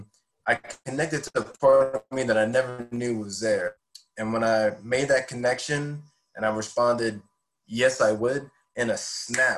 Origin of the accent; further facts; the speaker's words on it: Hammond, Louisiana, United States; also born or lived in Denham Springs, Louisiana; I grew up in Hammond, Louisiana, which is just about the same distance from New Orleans